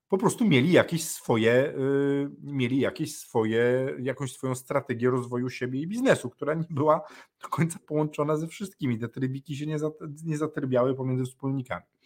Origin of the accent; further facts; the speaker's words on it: Poland; u każdego z nas w Polsce